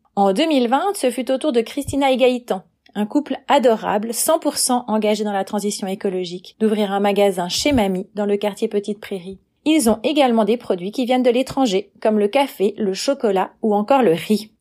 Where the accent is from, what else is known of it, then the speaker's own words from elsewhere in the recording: Valais, Switzerland; also born or lived in Nyon region; now in Nyon, Switzerland; J'ai grandi en Valais et je vis actuellement dans la région de Nyon.